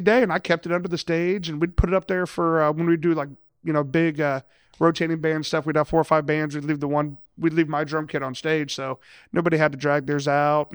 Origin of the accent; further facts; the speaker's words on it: Lima, Ohio, United States; moved away as an adult; I'm originally from Lima, Ohio. So yes, I, I am a Yankee